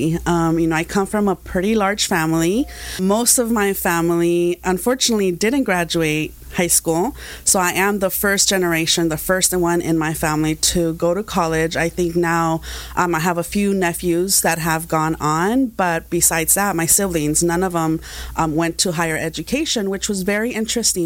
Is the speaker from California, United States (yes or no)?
yes; Santa Ana, California, United States; also born or lived in Zamora, Michoacán, Mexico; I came to the States when I was about 6 years old, and I've lived in Santana ever since, so I'm definitely a Santanera